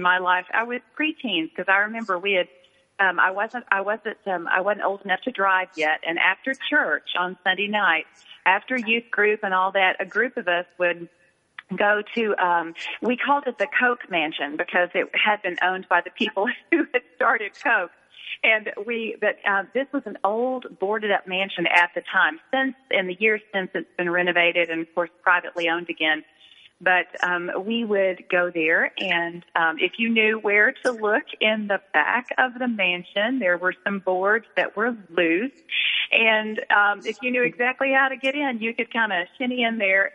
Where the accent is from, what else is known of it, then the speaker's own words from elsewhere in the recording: Atlanta, Georgia, United States; moved away as an adult; also born or lived in Colorado; now in Nashville, United States; I was born and raised in Atlanta